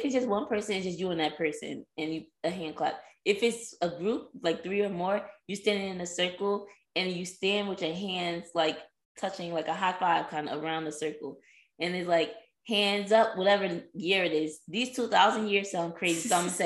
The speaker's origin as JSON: {"language": "English", "region": "East Coast", "country": "United States", "said": "I'm from the East Coast"}